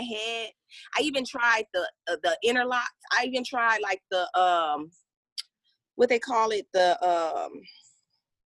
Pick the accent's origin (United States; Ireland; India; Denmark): United States; Flint, Michigan; moved away; I'm originally from Flint, Michigan